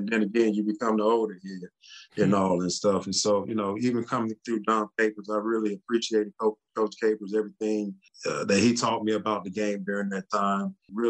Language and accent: English; Texas, United States; how the experience that I had as a Texan from the, you know, from the very start, it was a first class organization